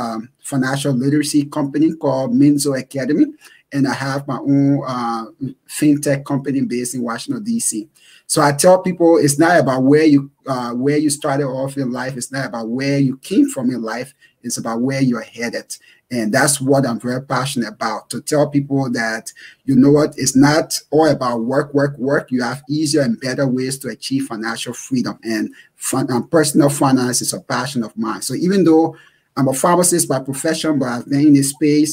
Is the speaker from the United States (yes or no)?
no; Liberia; born and raised in Liberia